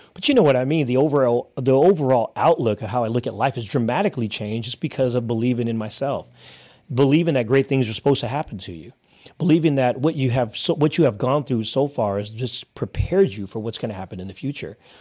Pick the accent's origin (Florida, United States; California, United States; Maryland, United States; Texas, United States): California, United States; Hayward; born and raised in Northern California, actually, uh, Hayward, California